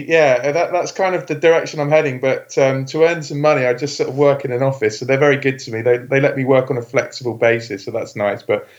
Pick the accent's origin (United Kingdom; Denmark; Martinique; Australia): United Kingdom; England; I am an English person through and through.